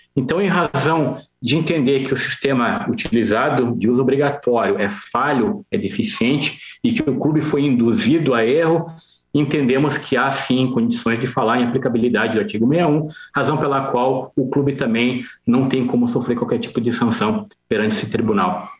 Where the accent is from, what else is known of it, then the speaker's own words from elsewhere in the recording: Curitiba, Paraná, Brazil; also born or lived in Jaraguá do Sul, Santa Catarina; Eu sou do Paraná, sou de Curitiba